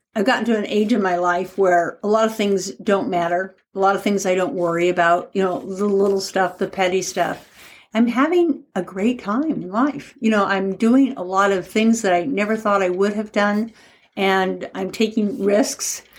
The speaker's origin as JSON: {"language": "English", "town": "Portland", "region": "Oregon", "country": "United States", "said": "I'm from Portland, Oregon"}